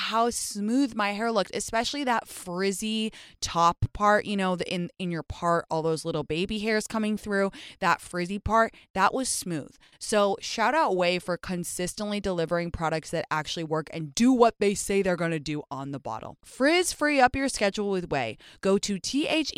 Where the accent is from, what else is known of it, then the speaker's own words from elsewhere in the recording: England, United Kingdom; moved away as an adult; now in United States; I grew up in England for the first 19 years